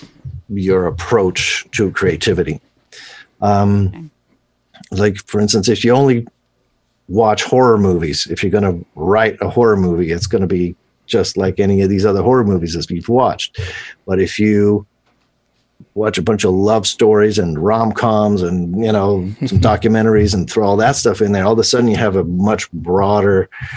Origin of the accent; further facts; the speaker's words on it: Switzerland; I grew up in Switzerland